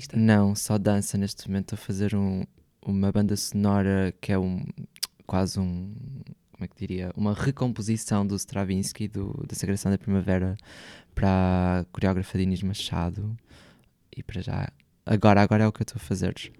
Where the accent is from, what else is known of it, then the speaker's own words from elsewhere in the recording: Porto, Norte, Portugal; moved away as an adult; now in Lisbon, Portugal; o Porto. É a cidade onde eu cresci